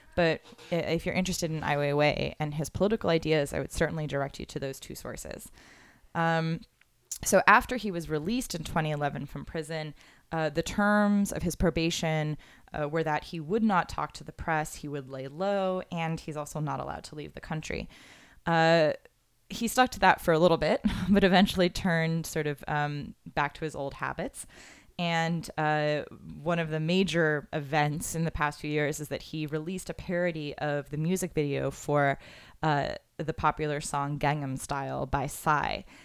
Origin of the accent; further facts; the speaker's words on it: Florida, United States; I'm from Florida